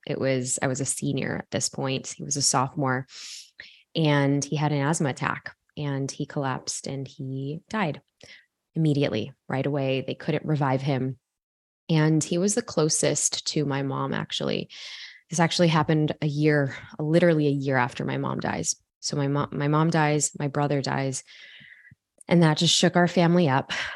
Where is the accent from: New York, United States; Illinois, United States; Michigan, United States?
Illinois, United States; Chicago; I go to a, a college university in my hometown in Chicago